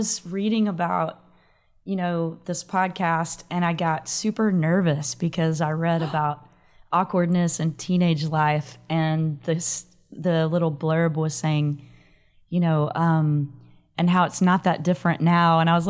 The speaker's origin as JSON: {"language": "English", "town": "Dallas", "region": "Texas", "country": "United States", "tie": "born or raised there", "moved": "yes", "lives_now": "Austin, United States", "said": "I grew up in the Dallas-Fort Worth area."}